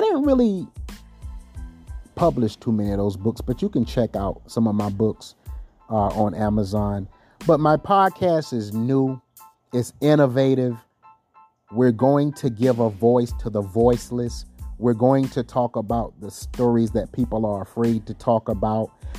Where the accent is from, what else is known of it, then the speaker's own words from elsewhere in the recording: Timminsville, South Carolina, United States; also born or lived in Florence, South Carolina; I was born in a small town called Timminsville, population 10. And I went to Timminsville High School